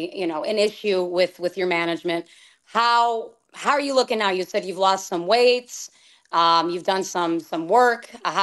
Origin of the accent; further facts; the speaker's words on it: Chicago, Illinois, United States; you know, I'm a Chicagoan, as you know